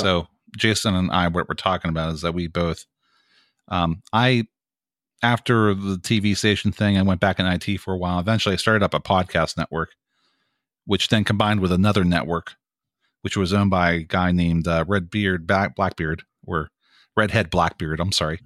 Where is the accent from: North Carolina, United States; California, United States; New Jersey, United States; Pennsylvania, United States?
Pennsylvania, United States; Greensburg; moved away as an adult; now in Pittsburgh, United States; I'm originally from Greensburg, Pennsylvania, which is the county to the right of Allegheny County